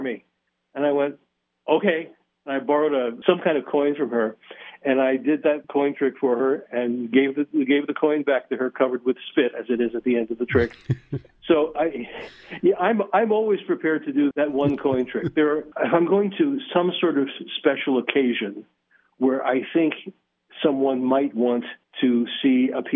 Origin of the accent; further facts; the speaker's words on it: Philadelphia, Pennsylvania, United States; now in Las Vegas, United States; I come from Philadelphia